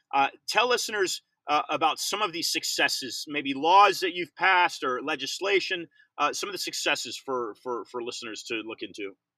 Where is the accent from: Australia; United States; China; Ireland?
United States; there is a sense of pride of being an American